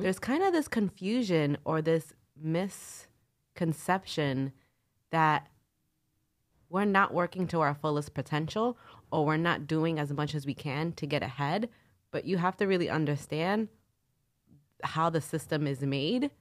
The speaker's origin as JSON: {"language": "English", "town": "New York City", "region": "New York", "country": "United States", "accent": "nasally Brooklyn", "said": "I'm from Brooklyn"}